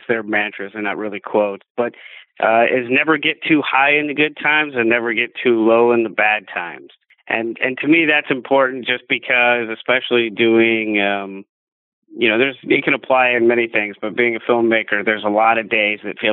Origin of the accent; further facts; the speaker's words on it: Indianapolis, Indiana, United States; moved away; also born or lived in Hollywood; I grew up in Indianapolis, Indiana, so I'm a racing fan